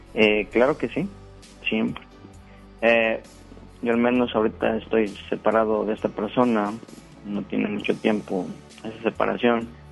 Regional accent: Veracruz, Mexico; moved away as an adult; now in Guadalupe, Mexico; yo no soy de, este estado, ¿verdad? Yo soy del estado de Veracruz. ya tengo acá tres años me vine a trabajar

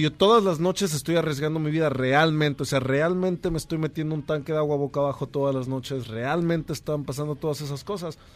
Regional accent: El Grullo, Jalisco, Mexico; moved away as an adult; now in Los Angeles, United States; Originalmente soy de un lugar que se llama El Grullo, Jalisco, allá cerca de Guadalajara. Este, pero tengo 11 años viviendo también en Los Ángeles.

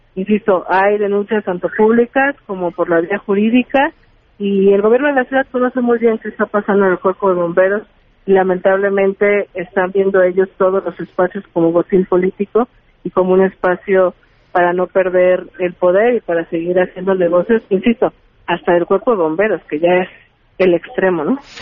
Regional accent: Iztacalco, Mexico City, Mexico; yo soy habitante de Iztacalco

